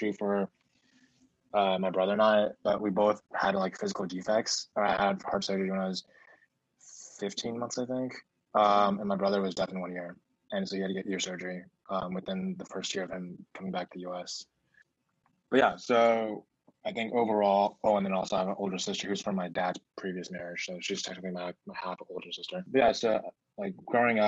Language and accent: English; Seattle, Washington, United States; accent: mixed Stockholm and American; first language Mandarin; English is a second language; also born or lived in Beijing, China / Los Angeles, United States; and then we moved to Seattle in 2007. I've been living here ever since